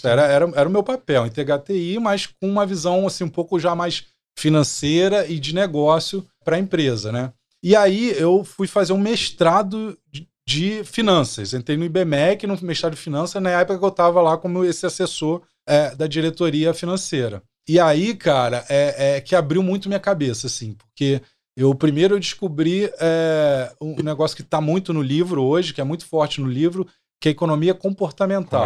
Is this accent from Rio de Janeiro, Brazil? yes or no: yes; São Gonçalo, Rio de Janeiro, Brazil; also born or lived in Méier, Rio de Janeiro / Lapa, Rio de Janeiro / Macaé; nasci no Meia, e aí eu fui para São Gonçalo porque meu pai queria uma casa para criar os filhos